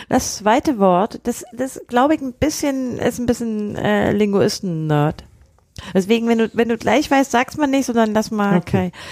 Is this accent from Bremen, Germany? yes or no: no; Berlin, Germany; wir sind beide aus Berlin